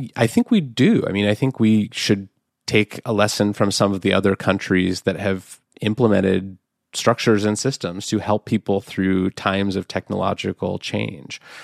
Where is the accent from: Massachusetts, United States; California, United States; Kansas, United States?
California, United States; Oakland; my hometown of Oakland, California